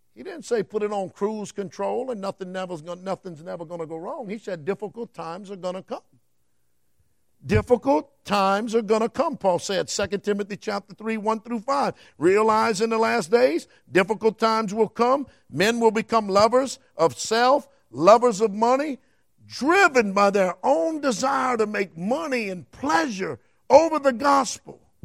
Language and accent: English; United States; I'm an American citizen